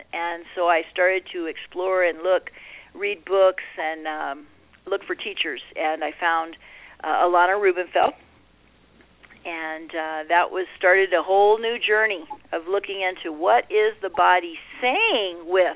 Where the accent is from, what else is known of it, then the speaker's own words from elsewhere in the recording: Puerto Rico; moved away; growing up in Puerto Rico